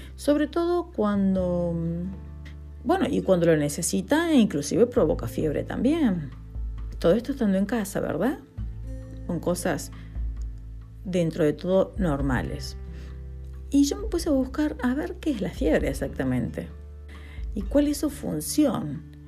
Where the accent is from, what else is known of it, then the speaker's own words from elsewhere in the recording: Argentina; now in Spain; Argentina, que es mi país natal